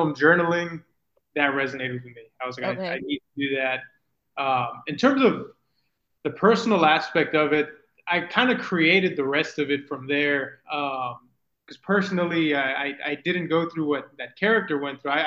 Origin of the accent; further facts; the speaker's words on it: Mission, Texas, United States; moved away as an adult; now in San Antonio, United States; So I'm originally from the Rio Grande Valley. I'm from Mission, Texas, little nowhere town.